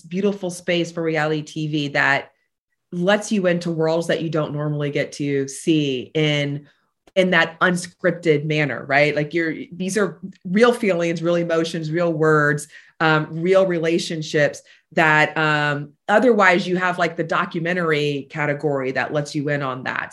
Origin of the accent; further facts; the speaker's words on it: Tampa, Florida, United States; I am a Tampa native, born and raised here